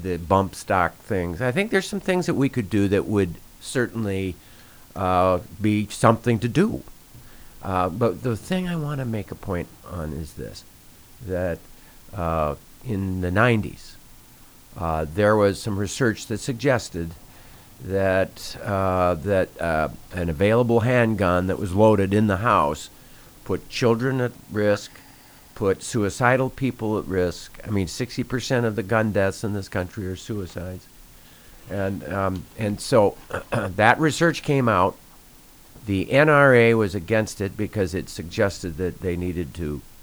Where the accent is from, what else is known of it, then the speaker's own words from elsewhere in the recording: South Dakota, United States; a guy growing up in South Dakota